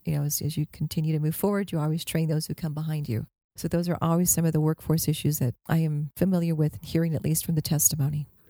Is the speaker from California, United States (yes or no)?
no; Albuquerque, New Mexico, United States; I'm from Albuquerque